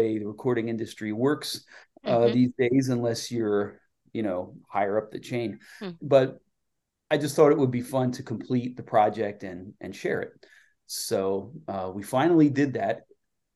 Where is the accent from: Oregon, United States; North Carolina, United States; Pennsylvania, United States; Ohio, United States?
Pennsylvania, United States; Lancaster; my hometown of Lancaster, PA